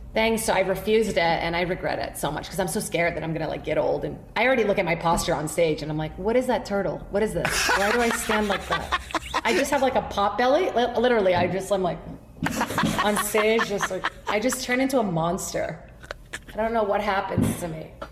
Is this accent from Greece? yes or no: no; Brazil; now in United States; Born and raised in Brazil